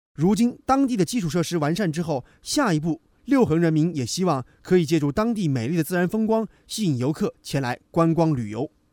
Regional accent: Zhoushan, Zhejiang, China; 建设舟山，把我们家乡，把自己生活搞搞很好。

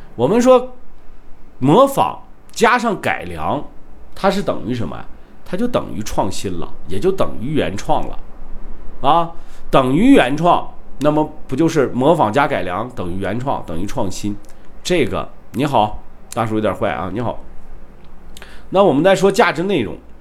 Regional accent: Shandong, China; accent: Northeastern (Dongbei); now in Kunming, China; 你这口音听得真准啊，我是山东人啊，我就不告诉你怎么有东北口音了

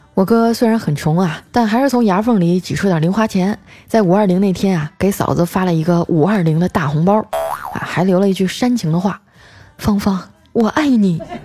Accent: Northeast China, China; 我是东北人儿

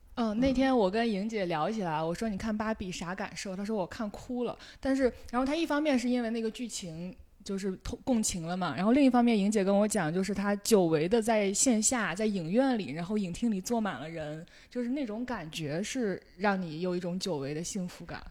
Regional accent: Qingdao, Shandong, China; 我已经是在一个算是一线城市青岛长大的孩子

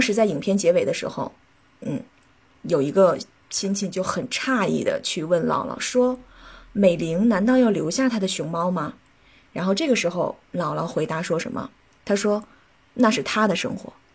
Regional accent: China; 我们中国人

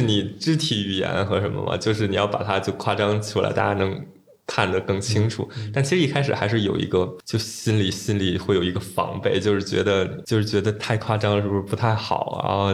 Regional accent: Beijing, China; 然后我就是北京人

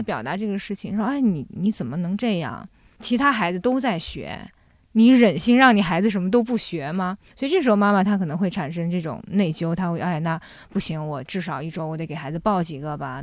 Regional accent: a small village in Jiangsu, China; moved away as an adult; also born or lived in Shanghai / France; now in Beijing, China; 那后来我从上海跟着我父母又回到了我奶奶，爷爷奶奶家。我爷爷奶奶家其实就是在江苏的一个，呃，小村庄里面

